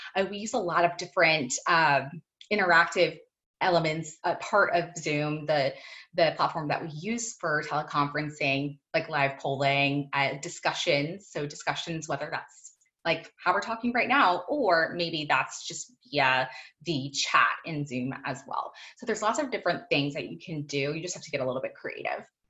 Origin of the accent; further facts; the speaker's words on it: Virginia, United States; moved away as an adult; also born or lived in Florida; I am from Virginia, but was living in Florida at the time